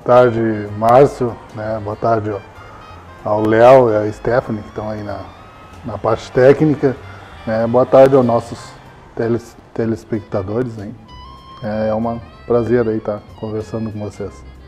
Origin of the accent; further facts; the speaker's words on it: Dom Pedrito, Rio Grande do Sul, Brazil; also born or lived in Lavras do Sul / Pelotas; eu nasci aqui em Dom Pedrito. Né? E moramos aqui, eu morei aqui até os 5, 6 anos.